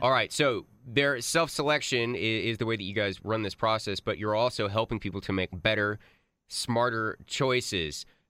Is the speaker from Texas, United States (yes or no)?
yes; Grapevine, Texas, United States; from my hometown of Grapevine